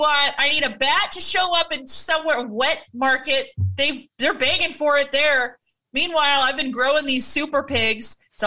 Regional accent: California, United States; as a Californian

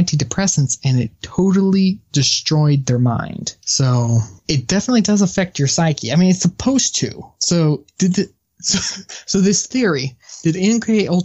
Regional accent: United States; as an American

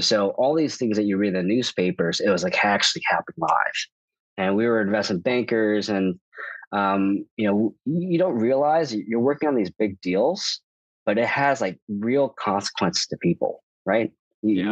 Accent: Chicago, Illinois, United States; moved away; also born or lived in New York; I'm from Chicago

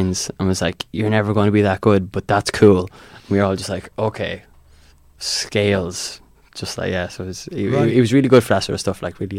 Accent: Laois, Ireland; I'm from Laois.

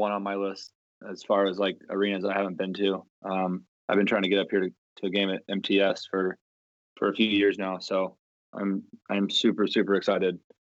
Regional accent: St. Louis, Missouri, United States; Yeah, I mean, I grew up in St. Louis.

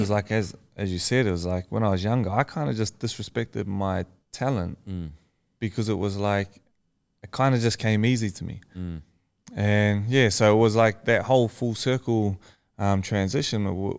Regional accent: Tokoroa, Waikato, New Zealand; also born or lived in Auckland; Yeah, so I grew up in Tukuru, which is like a small town in the South Waikato.

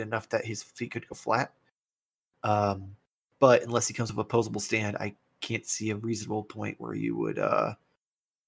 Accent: United States; as an American

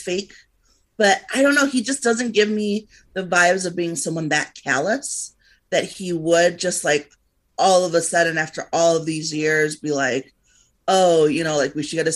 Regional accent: Liberia; moved away; I came from Liberia. I left because of the war.

